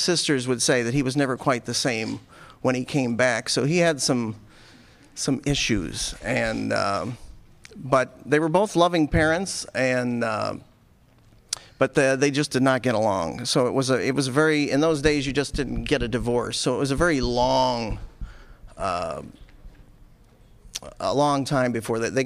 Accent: Buffalo, New York, United States; I was born in Buffalo

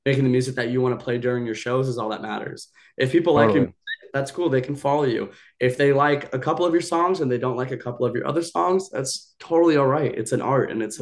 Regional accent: Hawaii, United States; moved away; also born or lived in Bali; I grew up half in Hawaii. I spent a lot of my life in Bali.

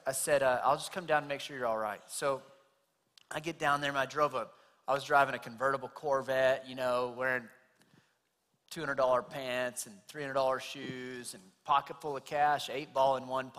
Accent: Clovis, United States; I'm from Clovis, right down the street, born and raised

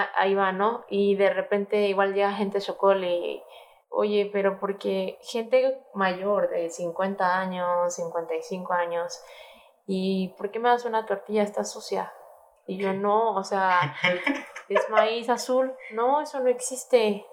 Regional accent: Mexico; siendo mexicanos, la responsabilidad que tenemos como cocineros mexicanos

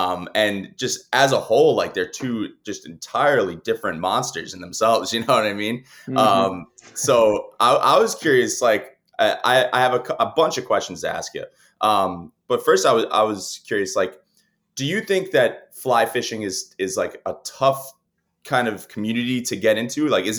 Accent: the Northeast, Great South Bay, New York, United States; I grew up here in the Northeast, and really like my family taught me, we would take the boat out on, you know, in the Great South Bay in New York, and we would go bottom fishing.

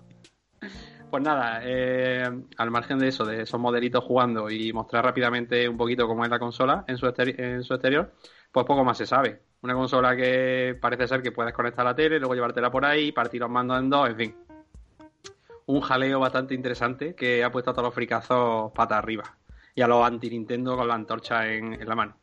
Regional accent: Andalusia, Spain; le estemos corrigiendo los de Andalucía

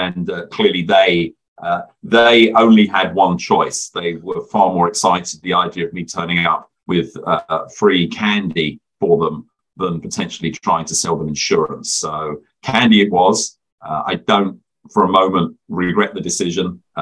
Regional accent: England, United Kingdom; also born or lived in Luton / Leicester / Reading; You can probably tell by my accent, I'm originally from the United Kingdom. I was born in a medium-sized town called Luton, which is about 30 miles north of London. And I grew up in a couple of different places in England, Leicester and Reading

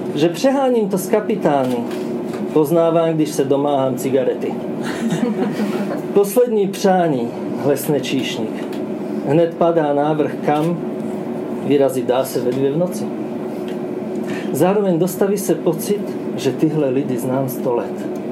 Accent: Slovakia; first language Slovak; Czech is a second language; also born or lived in Luxembourg; now in Czech Republic; překládám svoje vlastní básně ze slovenštiny do češtiny, protože jsem Slovák. Ale žiju tady už dost dlouho

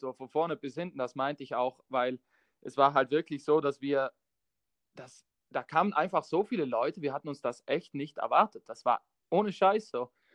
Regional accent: South Tyrol, Trentino-Alto Adige, Italy; accent: South Tyrolean dialect; wir kommen aus Südtirol und wir haben den Dialekt

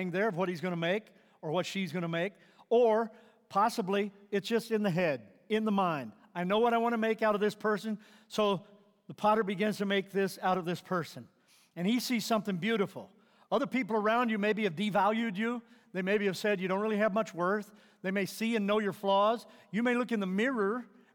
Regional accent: Missouri, United States; moved away; I grew up in Missouri, and growing up there

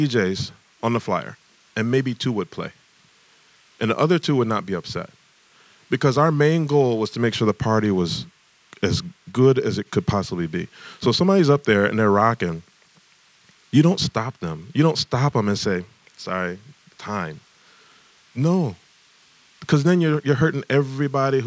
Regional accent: Detroit, Michigan, United States; growing up in Detroit

